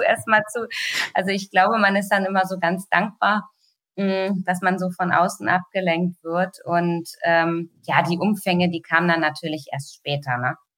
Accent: Hanover, Lower Saxony, Germany; ich selber als Hannoveraner hat man natürlich immer äh, sozusagen auf der anderen Seite gestanden

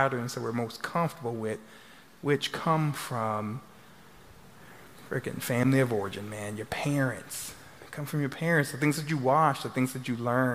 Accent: Louisiana, United States; now in Texas, United States; I'm from Louisiana

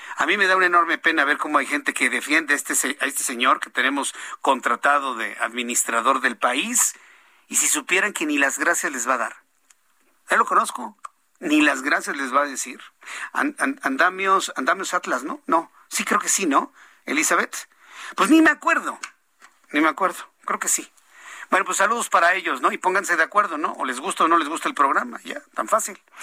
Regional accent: Mexico; esta sociedad mexicana

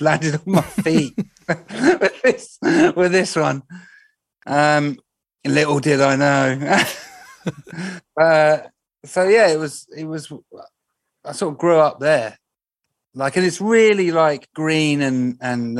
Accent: Reading, South East England, United Kingdom; also born or lived in Streatley; I was born in Reading, Royal Barks Hospital, in 1989.

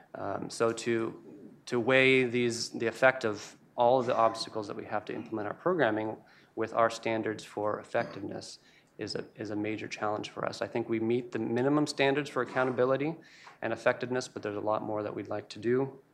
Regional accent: United States; who I am as an American

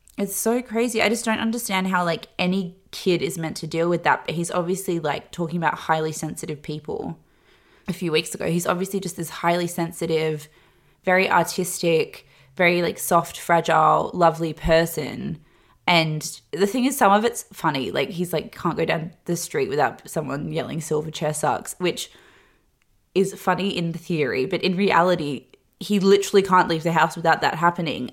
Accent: Australia; growing up in Australia and the time I did

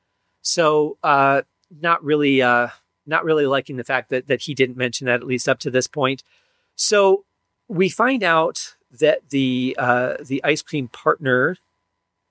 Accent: Michigan, United States; I grew up in Michigan

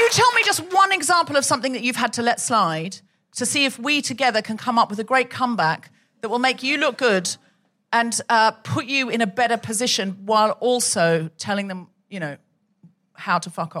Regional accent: Yorkshire and the Humber, United Kingdom; sorry, no, I'm just from Yorkshire.

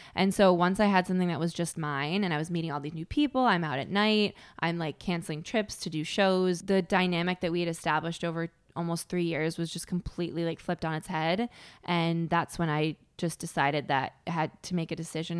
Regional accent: Connecticut, United States; I had a pretty sheltered upbringing, 'cause I'm from Connecticut

